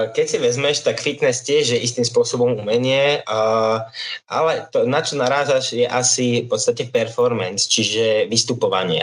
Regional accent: Liptovský Mikuláš, Žilina Region, Slovakia; som z Liptovského Mikuláša

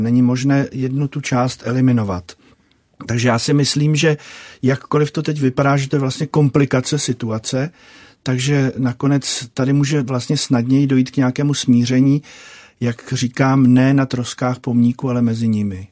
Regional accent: Prague, Czechia; já jsem se narodil v Praze

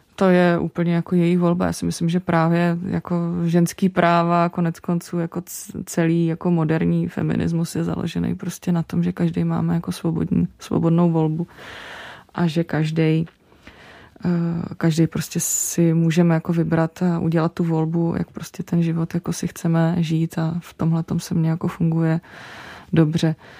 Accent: Czechia; Já se naopak cítím jako průměrná Češka

